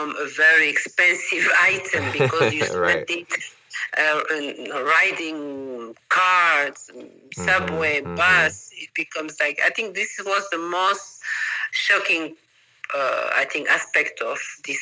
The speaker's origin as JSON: {"language": "English", "region": "Managua", "country": "Nicaragua", "tie": "born or raised there", "also_born_or_lived": "Peru / New York / Vienna / New Jersey", "second_language": "English", "moved": "as an adult", "lives_now": "Costa Rica", "said": "I come from Nicaragua. This is a small city, Managua, small population"}